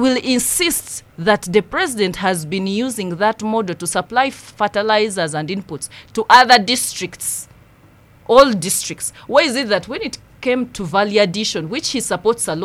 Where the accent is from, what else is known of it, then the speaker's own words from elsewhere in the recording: Nyabushche, Western Region, Uganda; I come from Nyabushche